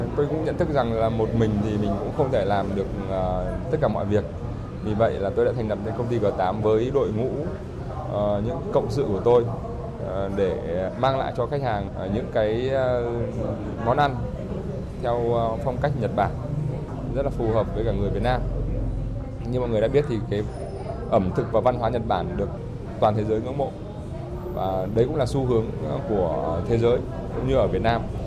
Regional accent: Trung Du, hometown in Vinh Phuc province, Vietnam; Tôi thì ờ, là người sinh ra và lớn lên ở vùng Trung

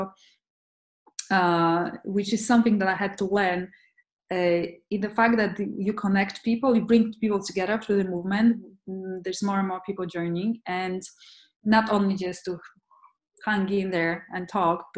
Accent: Poland; moved away; I'm from Poland originally

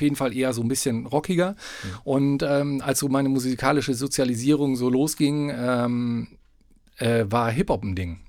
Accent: Paderborn, North Rhine-Westphalia, Germany; wohne schon seit Lebzeiten in Paderborn. Ich bin in Paderborn geboren

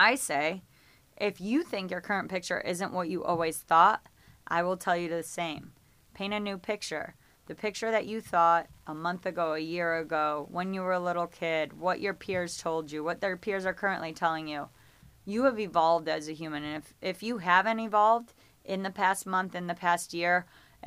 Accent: Geneva, New York, United States; moved away as an adult; now in Los Angeles, United States; I thought I would live in my hometown in upstate New York, a little town called Geneva, New York.

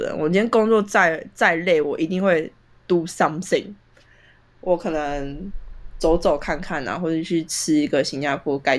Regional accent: Taiwan; 我现在回台湾，我台湾人

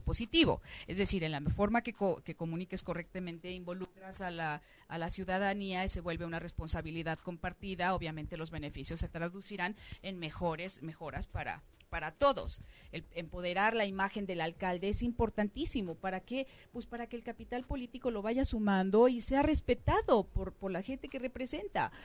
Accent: Mexico; como mexicana

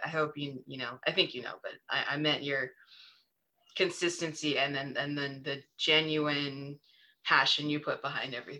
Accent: San Francisco, California, United States; moved away; I grew up in San Francisco

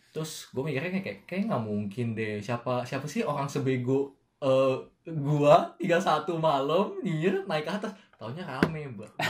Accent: Indonesia; moved away; gue dari Indo

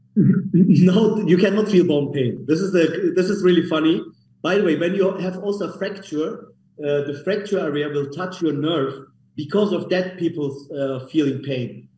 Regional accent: Munich, Bavaria, Germany; English is a second language; moved away as an adult; now in Istanbul, Turkey; I was born in Germany, by the way, in Munich. I'm from Munich, as, as Germany, Germany, Munich originally.

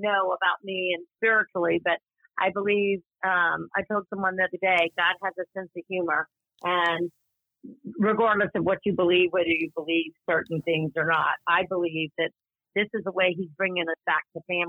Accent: Louisiana, United States; accent: twang; also born or lived in Tyler, Texas / Austin, Texas; now in Texas, United States; born in Louisiana. And I went to college in Tyler, Texas. And then when I married, I lived in Austin, Texas. And we are currently living back in Texas. So I think when I'm around people with a twang, it just comes back naturally.

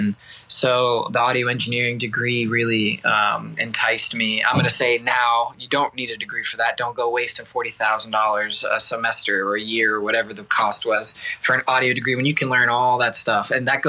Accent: Columbus, Georgia, United States; also born or lived in Texas / Virginia; my dad was military, so I moved around Texas, Virginia, and then ended up mostly growing up in Columbus, Georgia, near Fort Benning, and made my way up to Nashville for college

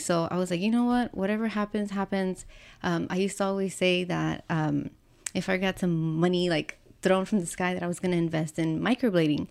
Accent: Pasadena, Texas, United States; I grew up in Pasadena

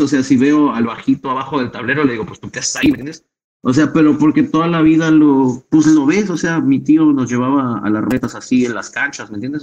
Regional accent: Ciudad Nezahualcóyotl, State of Mexico, Mexico; yo soy un rapero del Estado de México, nací en Ciudad de Zahualcoyot

